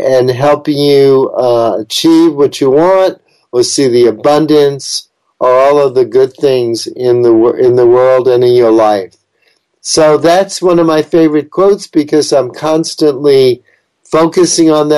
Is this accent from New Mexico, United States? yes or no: no; New York City, New York, United States; I was born in New York City, so I'm a very city-oriented person, and I love big cities